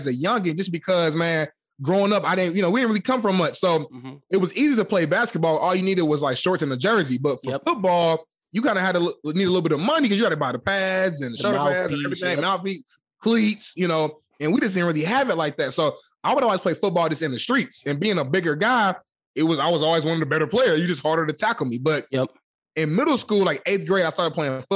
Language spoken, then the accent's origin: English; Indianapolis, Indiana, United States; moved away; I'm originally from Indianapolis, Indiana, born and raised